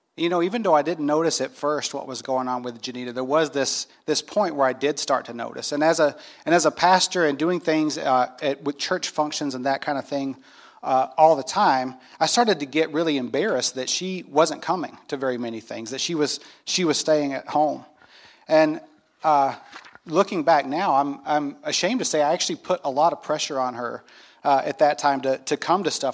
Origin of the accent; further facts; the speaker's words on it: North Carolina, United States; I grew up in North Carolina in the Bible Belt